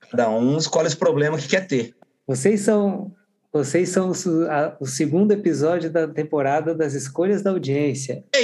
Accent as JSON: {"language": "Portuguese", "town": "Barbacena", "region": "Minas Gerais", "country": "Brazil", "said": "Eu, como sou de Barbacena, também do interior, mas de outro estado"}